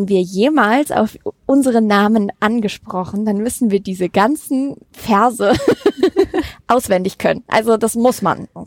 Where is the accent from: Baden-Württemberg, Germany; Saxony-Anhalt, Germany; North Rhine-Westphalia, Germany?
North Rhine-Westphalia, Germany; Mettmann; hallo, ich bin in Mettmann aufgewachsen